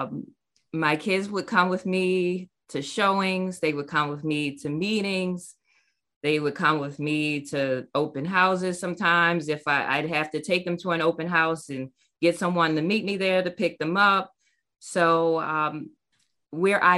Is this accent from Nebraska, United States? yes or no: no; Maryland, United States; moved away as an adult; also born or lived in North Carolina; I moved back to my hometown to be close to my family in Maryland.